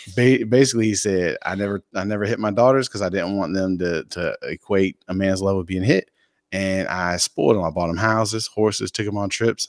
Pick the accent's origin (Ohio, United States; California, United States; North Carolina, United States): North Carolina, United States; Fayetteville; moved away as an adult; I'm from Fayetteville, North Carolina